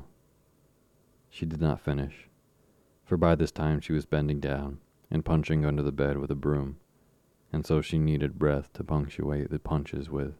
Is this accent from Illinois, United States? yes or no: no; Vermont, United States; moved away; my childhood growing up in Vermont